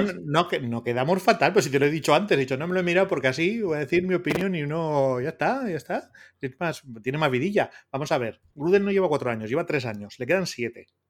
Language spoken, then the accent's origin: Spanish; Basque Country, Spain; soy vasco